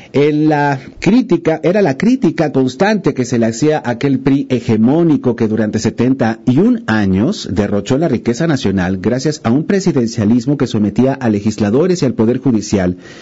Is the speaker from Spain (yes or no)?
no; Mexico; no somos estadounidenses, somos mexicanos